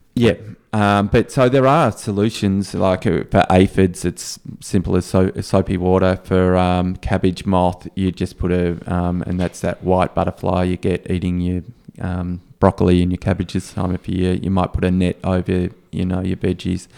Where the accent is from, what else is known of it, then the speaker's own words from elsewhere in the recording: Australia; as an Australian